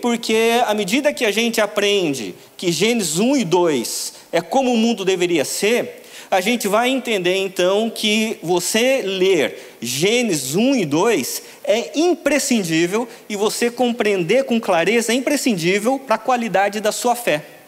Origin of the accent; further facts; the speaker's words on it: São Paulo, Brazil; Eu vim de São Paulo para cá com a expectativa de ver o sol da Bahia